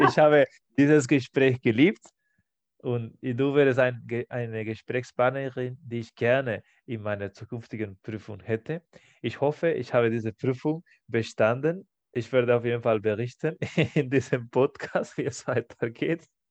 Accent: Spain; German is a second language; moved away; in meinem Heimatland Spanien

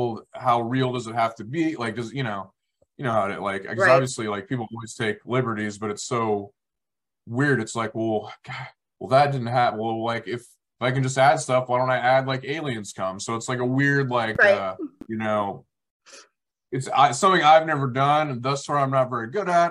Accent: Kansas, United States; We're both from Kansas

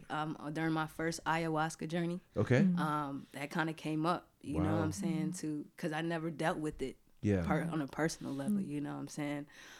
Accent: Georgia, United States; Yo, you know the different thing about Georgia and New York was everything was so far.

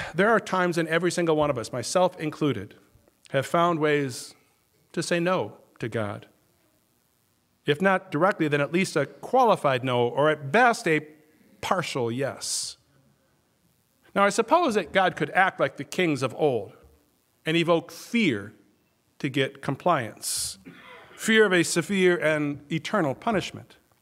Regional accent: Minnesota, United States; now in Wisconsin, United States; I grew up in Minnesota

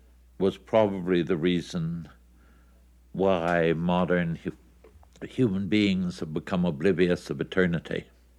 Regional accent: Toronto, Ontario, Canada; My hometown was Toronto. I wanted to be close to my mother and people like this, so I returned to Ontario and saw what had become of Toronto.

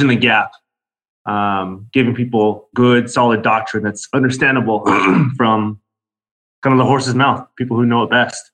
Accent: Orange County, California, United States; born and raised in Orange County

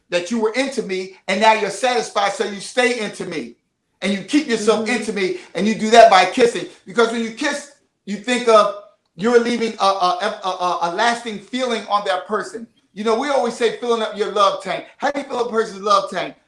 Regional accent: Philadelphia, Pennsylvania, United States; I'm from the city of brotherly love and sisterly affection

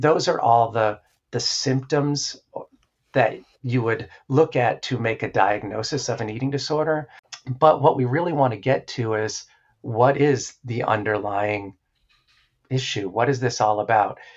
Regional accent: New Hampshire, United States; I grew up in New Hampshire.

